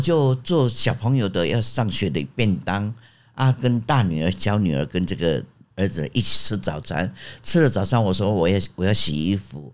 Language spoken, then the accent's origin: Chinese; Jiufen, New Taipei, Taiwan; moved away as an adult; also born or lived in Australia; 我出生在九份嘛